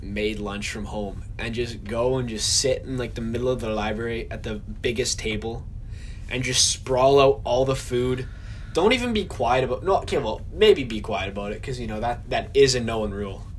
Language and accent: English; Winnipeg, Manitoba, Canada; we're from Winnipeg, Manitoba.